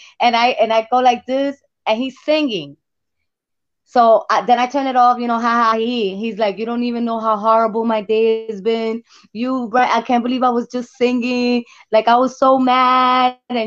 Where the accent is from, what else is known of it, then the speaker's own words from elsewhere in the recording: New Jersey, United States; moved away as an adult; now in Puerto Rico; I'm from Jersey